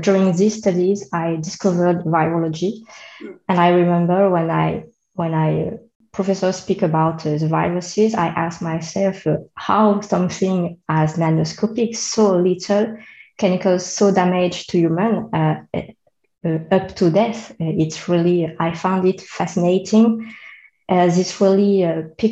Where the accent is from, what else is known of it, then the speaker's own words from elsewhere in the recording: Réunion; accent: French; English is a second language; So I'm a French, as you can hear with my accent. I come from Reunion Island